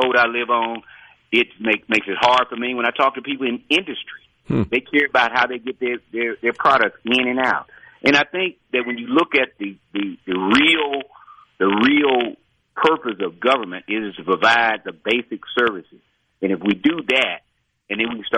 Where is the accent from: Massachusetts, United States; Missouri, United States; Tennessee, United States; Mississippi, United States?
Mississippi, United States; Natchez; I grew up in Natchez, represent Natchez, grew up there, I've been there all my life.